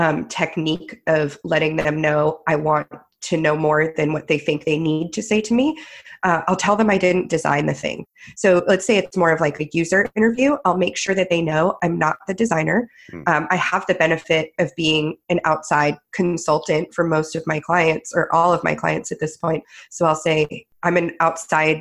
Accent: New England, United States; I'm from New England

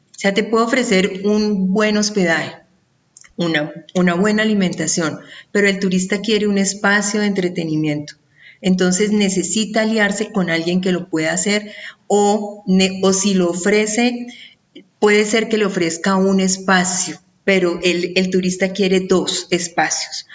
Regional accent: Colombia; aquí en mi país, en Colombia

